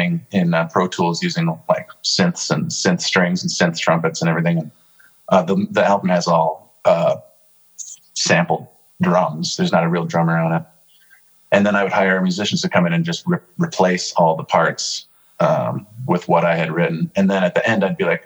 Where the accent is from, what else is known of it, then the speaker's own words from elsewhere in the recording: Brooklyn Center, Minnesota, United States; I'm from Brooklyn Center or Minneapolis